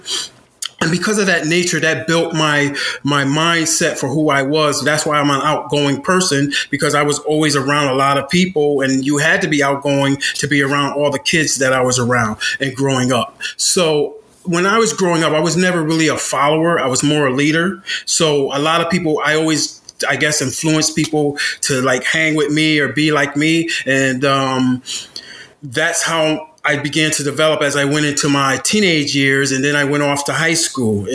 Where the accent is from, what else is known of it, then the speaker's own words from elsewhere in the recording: Bridgeport, Connecticut, United States; moved away as an adult; I grew up in Beardsley Terrace in Bridgeport, Connecticut